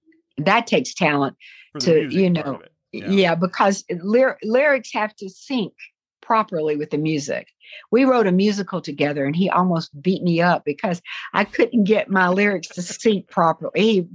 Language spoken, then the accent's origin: English; Southern United States, United States; accent: Southern; But when I get back in the South, I'm doomed. I can't get away from hearing the South.